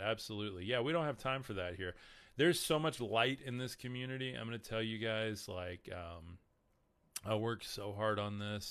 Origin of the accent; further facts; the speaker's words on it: Lubbock, Texas, United States; I'm from Lubbock